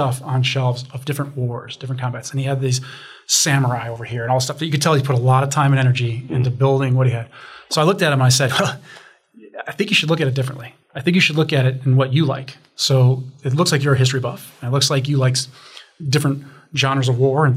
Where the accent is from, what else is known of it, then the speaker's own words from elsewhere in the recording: Chicago, Illinois, United States; I'm from Chicago, so I talk basements.